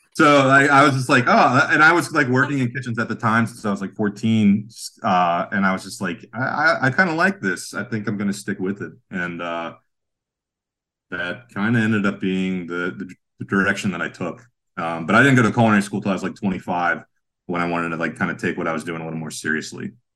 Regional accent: Sharon, Pennsylvania, United States; now in Pittsburgh, United States; I'm from Sharon

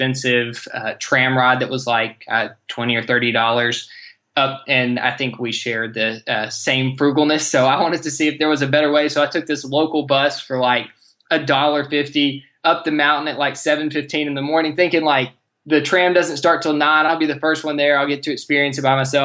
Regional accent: Nashville, Tennessee, United States; I'm from Nashville. We're in the central time zone

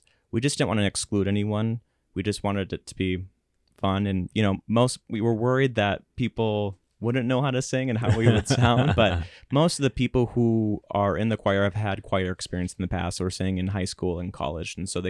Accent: Salem, South Dakota, United States; And they used to come once a year to McCook Central High School, mm-hmm. where I grew up in Salem.

